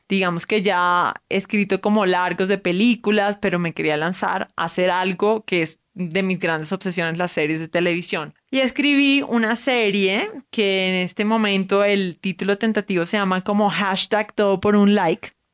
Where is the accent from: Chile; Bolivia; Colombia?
Colombia; Barranquilla, Atlántico; now in Bogotá, Colombia; soy barranquillera, no de Venezuela